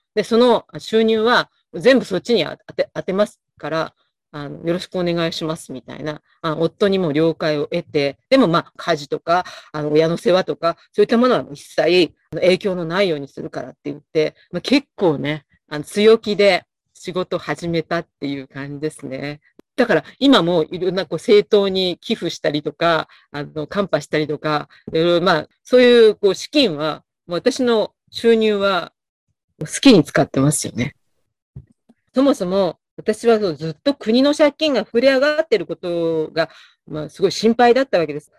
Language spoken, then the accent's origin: Japanese; Kumamoto, Japan; moved away as an adult; now in Kanagawa, Japan; 出身は熊本です。結婚を機に神奈川県民になりました